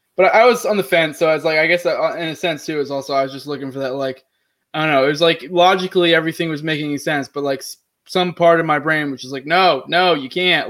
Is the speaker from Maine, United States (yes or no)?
yes; Maine, United States; I'm actually originally from Maine as well